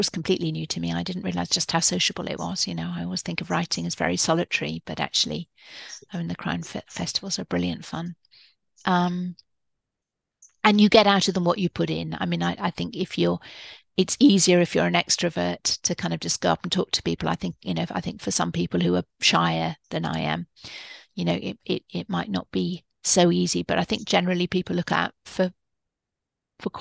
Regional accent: Edinburgh, Scotland, United Kingdom; I grew up in Edinburgh

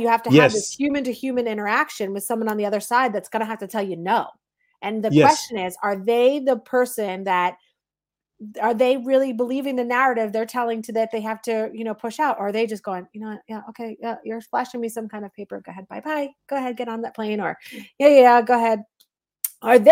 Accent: New Jersey, United States; I'm some mom from Jersey

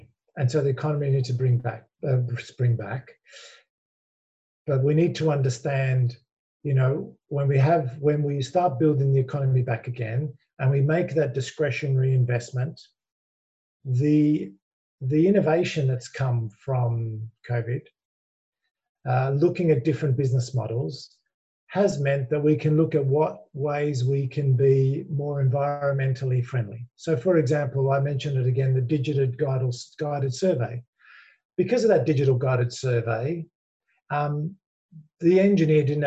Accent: Australia; accent: Australian; you can hear from my accent, I'm an Aussie

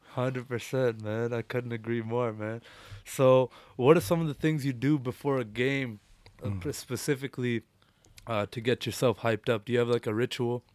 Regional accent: India; now in Canada; I was born in India

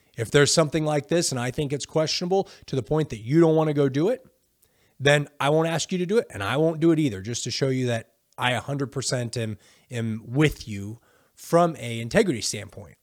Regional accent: United States; I'm from America

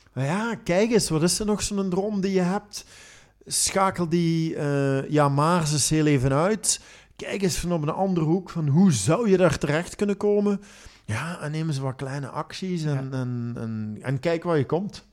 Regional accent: Belgium; ik nu als Belg

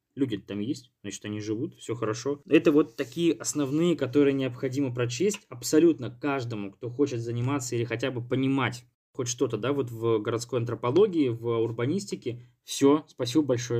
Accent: Irkutsk, Irkutsk Oblast, Russia; Я из Иркутска. Сейчас учусь в магистратуре

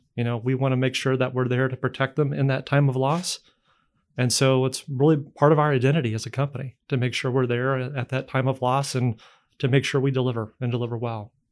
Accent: Indiana, United States; moved away as an adult; I'm from Indiana originally. Uh, we left fifteen years ago to work elsewhere and, um, lucky enough to come back

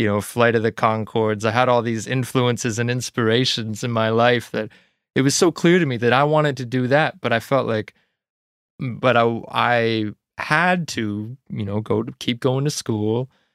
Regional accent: Ontario, Canada; moved away as an adult; now in Nova Scotia, Canada; I grew up in small town Ontario, outside of a small town, actually, so it was a road.

